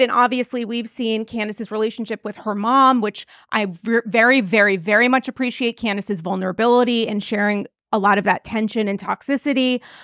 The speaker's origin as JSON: {"language": "English", "region": "New England", "country": "United States", "said": "I'm from New England"}